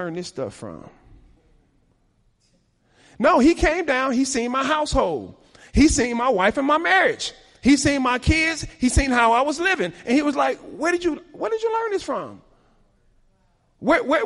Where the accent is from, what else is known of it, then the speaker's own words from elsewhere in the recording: Chicago, Illinois, United States; I was raised in Chicago